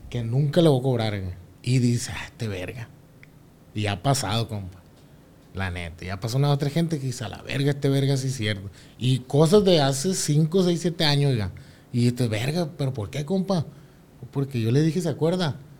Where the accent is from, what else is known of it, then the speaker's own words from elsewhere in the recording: Barrancos, Sinaloa, Mexico; somos de Barranco también